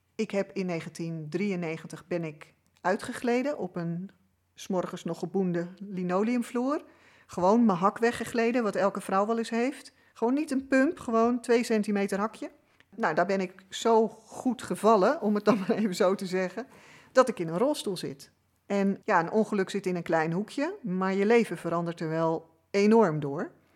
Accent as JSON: {"language": "Dutch", "town": "Amsterdam", "region": "North Holland", "country": "Netherlands", "tie": "born or raised there", "said": "ik ben geboren in Amsterdam. Dus ik ben een echte Amsterdamse"}